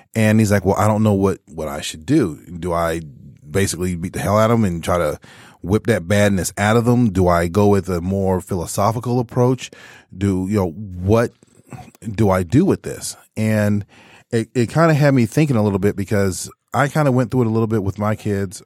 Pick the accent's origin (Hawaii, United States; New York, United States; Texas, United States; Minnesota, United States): Texas, United States; moved away; my main fallback was always the church growing up in Texas.